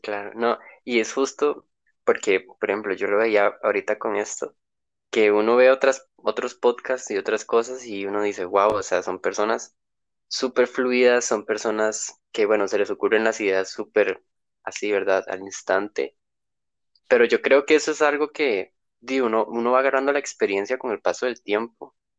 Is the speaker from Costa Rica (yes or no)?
yes; Costa Rica; soy de Costa Rica